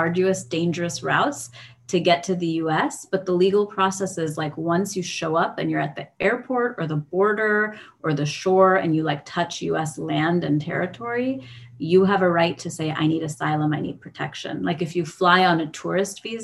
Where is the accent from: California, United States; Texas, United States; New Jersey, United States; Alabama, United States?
California, United States; San Diego; I was born and raised in San Diego.